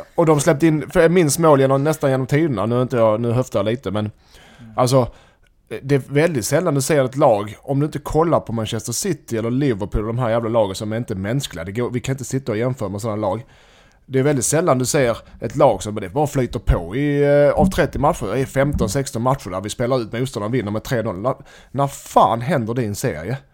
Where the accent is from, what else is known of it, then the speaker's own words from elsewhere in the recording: Helsingborg, Skåne, Sweden; Jag som helsingborgare